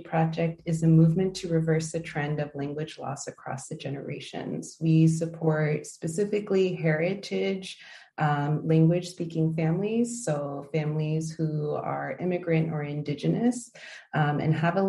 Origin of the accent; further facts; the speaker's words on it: United States; first language English; moved away as an adult; now in Denmark; we moved here a couple of years ago. My husband is Danish. I am Mexican American, and we had children that are Mexican American, Danish, and carry all of the complexities of those identities with them, and the languages as well.